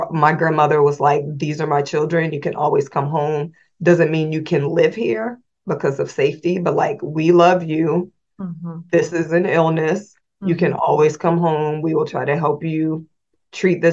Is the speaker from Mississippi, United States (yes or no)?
no; Indianapolis, Indiana, United States; moved away as an adult; also born or lived in Washington, District of Columbia, United States; I was born in Indianapolis, Indiana. And growing up, my mom and dad were here